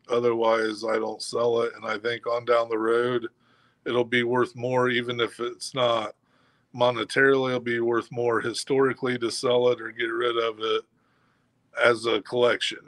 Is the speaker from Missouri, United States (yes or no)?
no; Kokomo, Indiana, United States; here in my hometown